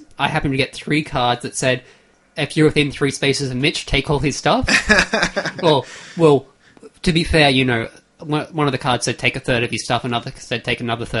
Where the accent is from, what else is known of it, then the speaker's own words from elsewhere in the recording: Australia; we are Australian